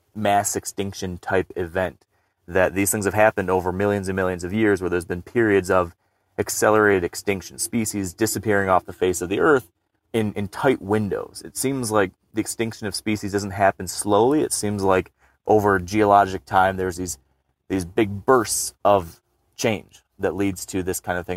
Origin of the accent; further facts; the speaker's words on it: Michigan, United States; my home state of Michigan